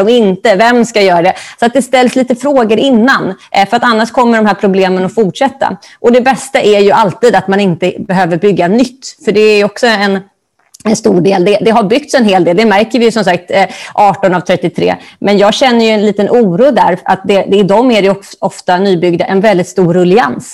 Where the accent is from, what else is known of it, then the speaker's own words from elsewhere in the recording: Stockholm, Stockholm County, Sweden; Jag är ju från Stockholm och började på juristlinjen